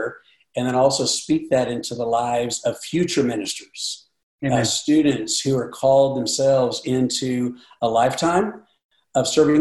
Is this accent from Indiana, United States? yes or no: yes; Seymour, Indiana, United States; now in Nashville, United States; I grew up in Indiana, Southern Indiana, Seymour, Indiana